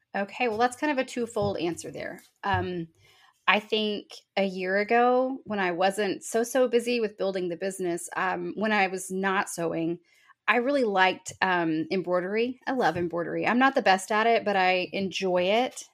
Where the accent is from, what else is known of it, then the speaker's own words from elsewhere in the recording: Texas Hill Country, United States; moved away as an adult; now in Calallen, United States; moved to the Hill Country for, um, I guess, elementary school. And I grew up there for the most of my life and love being a Hill Country girl